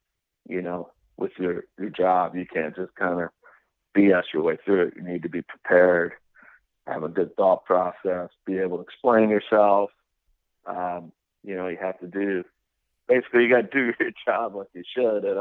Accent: Argentina; moved away; growing up in Argentina

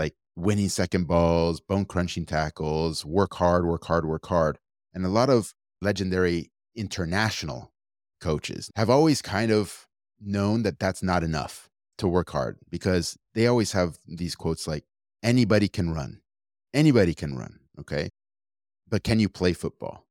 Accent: Argentina; now in United States; I come from Argentina

